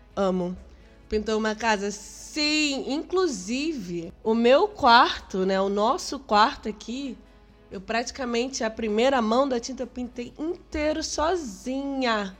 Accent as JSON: {"language": "Portuguese", "region": "Rio de Janeiro", "country": "Brazil", "said": "Sou carioca, a gente ia muito pra praia à noite com meus amigos e violão"}